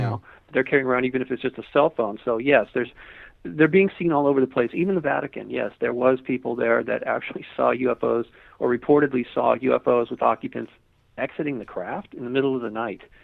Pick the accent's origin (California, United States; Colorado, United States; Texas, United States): California, United States; Malibu; I lived, I grew up in Malibu